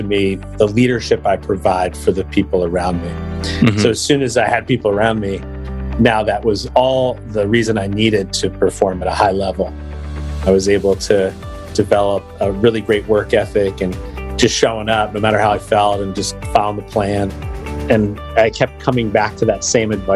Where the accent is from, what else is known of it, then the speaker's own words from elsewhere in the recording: Eastern Pennsylvania, United States; I am from Eastern Pennsylvania, so I applied in the Vector office run by John Kane